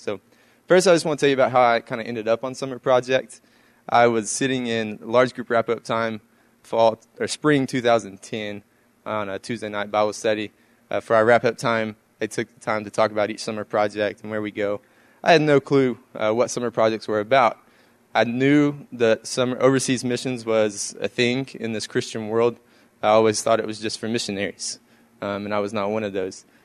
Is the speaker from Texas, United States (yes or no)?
yes; East Texas, United States; I'm from East Texas